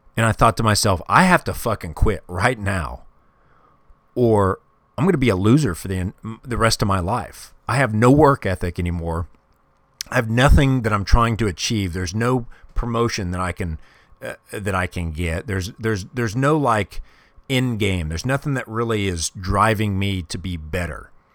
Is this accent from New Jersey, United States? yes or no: no; Kansas City, Missouri, United States; I grew up in Kansas City when I was, uh, when I was a kid.